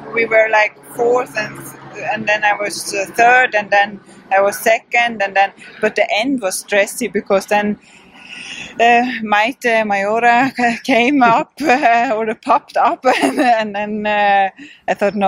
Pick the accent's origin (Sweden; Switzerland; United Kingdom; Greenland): Sweden; English is a second language; moved away as an adult; now in Austria; I'm from Sweden, and I grew up in Sweden and everything